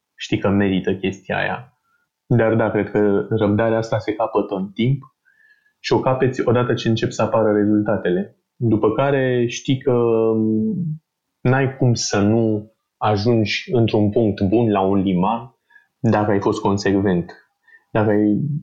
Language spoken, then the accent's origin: Romanian; Bucharest, Romania; sunt din București de mult, eu și familia mea